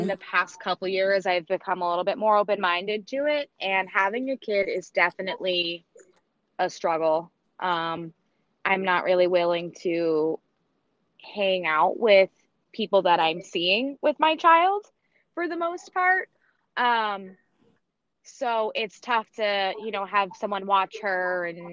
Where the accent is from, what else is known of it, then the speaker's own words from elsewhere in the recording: New Hampshire, United States; also born or lived in Florida; I grew up in New Hampshire, which is where I currently live as well.